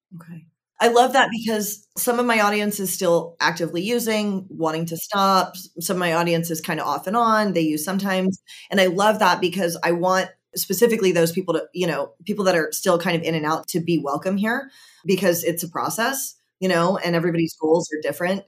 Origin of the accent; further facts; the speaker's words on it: Georgia, United States; I'm from Georgia